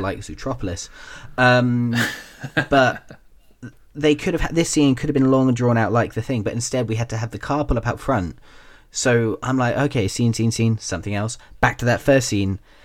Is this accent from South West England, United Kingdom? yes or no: yes; Taunton, South West England, United Kingdom; the town where I grew up in Taunton, we had the Somerset College of Arts and Technology